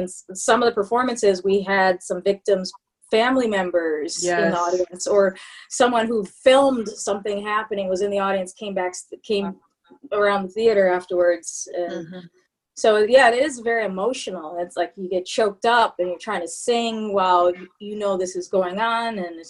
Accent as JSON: {"language": "English", "region": "Wisconsin", "country": "United States", "said": "I'm not from Canada. I'm from Wisconsin, but very close."}